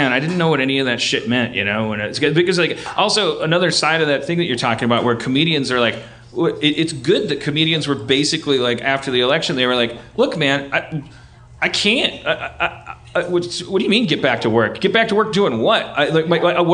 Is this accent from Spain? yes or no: no; Milwaukee, Wisconsin, United States; I grew up in Milwaukee. That's like the Belfast of Wisconsin